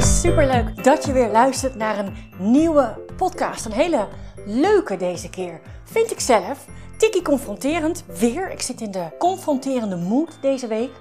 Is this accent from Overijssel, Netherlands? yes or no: yes; Overijssel, Netherlands; Ik kom uit Overijssel